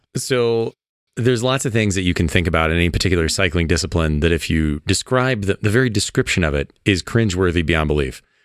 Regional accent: Midwest, United States; I grew up in the Midwest where, you know, tiny small town

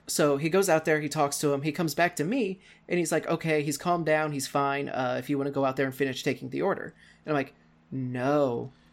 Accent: Cape Girardeau, Missouri, United States; United States. I am in a, uh, relatively small city called Cape Girardeau, Missouri

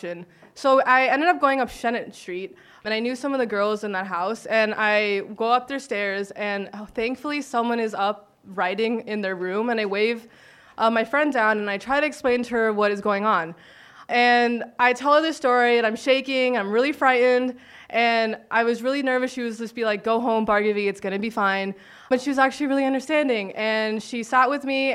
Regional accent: Miami, Florida, United States; moved away as an adult; now in Sitka, United States; I'm from Miami

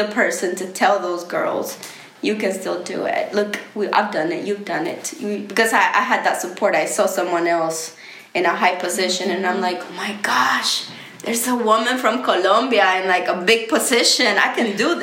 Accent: Honduras; now in United States; I'm from Honduras

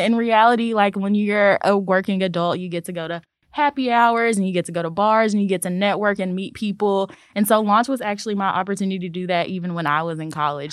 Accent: Memphis, Tennessee, United States; I am a Memphis native

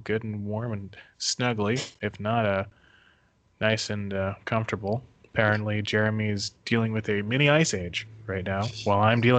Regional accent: Northeast United States, United States; moved away; I'm from Northeast in the States.

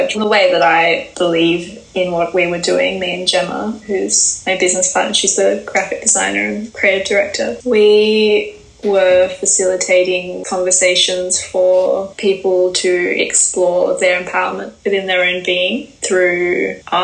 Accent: Perth, Western Australia, Australia; moved away; I ended back in my hometown Perth very suddenly.

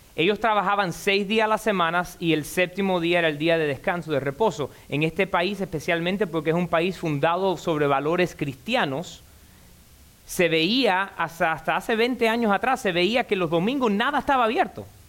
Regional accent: Cuba; Y yo soy cubano, desde los 5 años tomo café con leche. En casa de mi abuelita

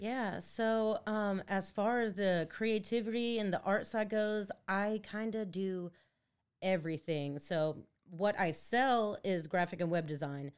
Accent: Netherlands; moved away; I was born in Holland. I'm Dutch

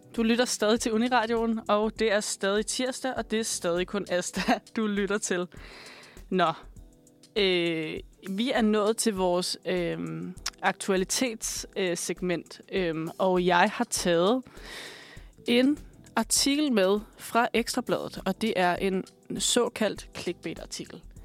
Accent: Bornholm, Capital Region of Denmark, Denmark; Jeg er vokset op på Bornholm

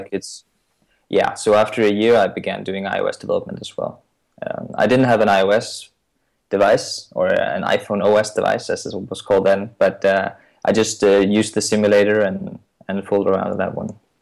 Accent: Denmark; I'm from Denmark

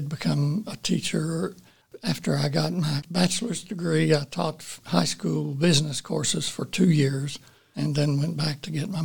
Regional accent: Honaker, Virginia, United States; I grew up in southwestern end of Virginia in the mountain area.

